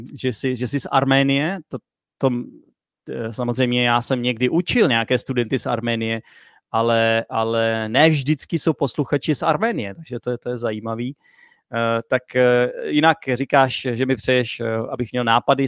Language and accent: Czech; United States; Czech is a second language; now in Czech Republic; z Ameriky. Učím se česky, protože bydlím v Česku